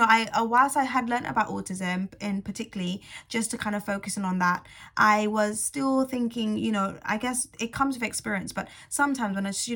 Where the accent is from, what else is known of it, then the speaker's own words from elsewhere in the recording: St. Lucia; Not only because I'm from St. Lucia, but also because my stepdad, who unfortunately has passed away now, but was so integral to me being, growing into the young woman that I am today, he was from Barbados.